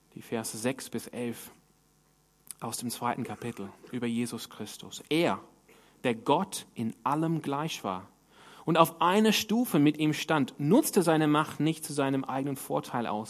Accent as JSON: {"language": "German", "town": "Sydney", "region": "New South Wales", "country": "Australia", "moved": "yes", "said": "wo ich herkomme in Sydney"}